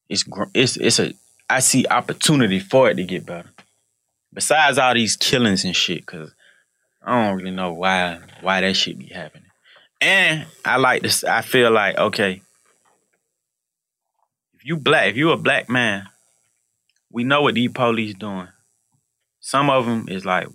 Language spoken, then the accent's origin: English; Atlanta, Georgia, United States; growing up in Atlanta